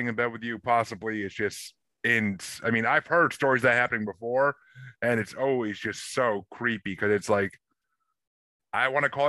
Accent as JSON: {"language": "English", "town": "Kingston", "region": "New York", "country": "United States", "tie": "born or raised there", "also_born_or_lived": "Tillson, New York", "moved": "yes", "lives_now": "Gardner, United States", "said": "I grew up in Kingston, New York."}